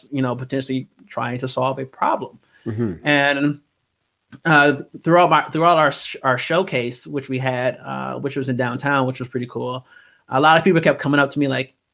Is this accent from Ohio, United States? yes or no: no; Milwaukee, Wisconsin, United States; I am from Milwaukee, Wisconsin, born and raised.